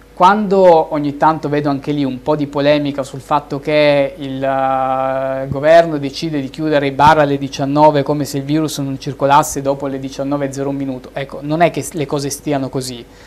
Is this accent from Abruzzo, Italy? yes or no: no; Milan, Lombardy, Italy; also born or lived in Reggio Calabria; Io sono milanese, nato a Reggio Calabria, ma sono milanese